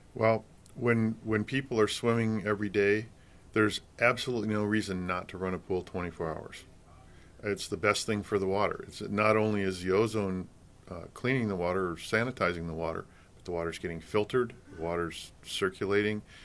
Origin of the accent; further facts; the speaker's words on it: Michigan, United States; also born or lived in Colorado; now in California, United States; I grew up in Michigan